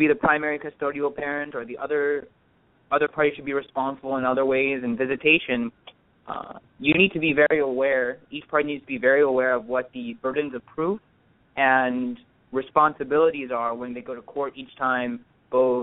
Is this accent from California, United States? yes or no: yes; Orange County, California, United States; I'm born and raised in Orange County from parents of Indian heritage